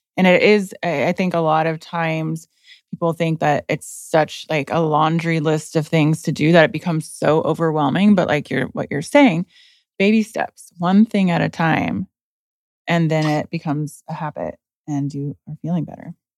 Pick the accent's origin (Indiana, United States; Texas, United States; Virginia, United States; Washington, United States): Indiana, United States; I'm from Indiana